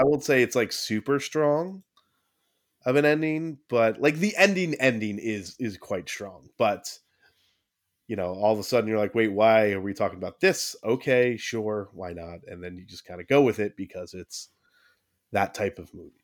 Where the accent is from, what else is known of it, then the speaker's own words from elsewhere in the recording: United States; we're American